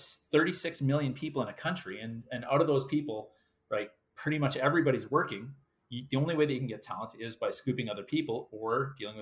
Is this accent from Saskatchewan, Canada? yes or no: yes; Yorkton, Saskatchewan, Canada; I grew up in Yorkton, Saskatchewan